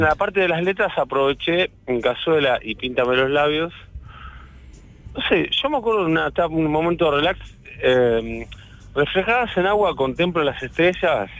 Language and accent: Spanish; La Plata, Buenos Aires Province, Argentina; Soy de La Plata, como Federico Moura